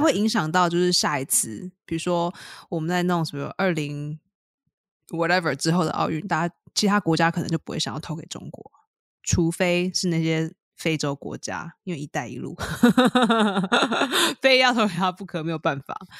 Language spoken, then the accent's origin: Chinese; Taiwan; 身为一个台湾人